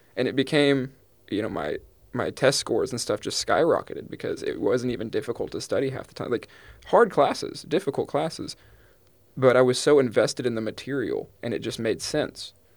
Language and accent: English; East Texas, United States; I'm from East Texas, the Pine, Piney Woods, like, Pine Curtain area